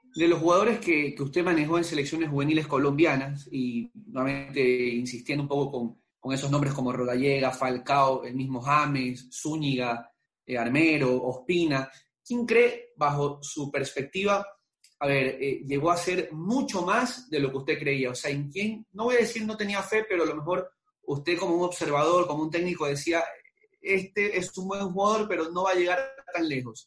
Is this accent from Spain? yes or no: no; Ecuador; nosotros como ecuatorianos, como periodistas